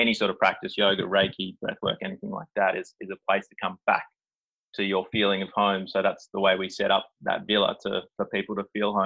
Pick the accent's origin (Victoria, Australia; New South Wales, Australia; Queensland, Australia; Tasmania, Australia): Queensland, Australia; Gold Coast; moved away; I'm from the Gold Coast originally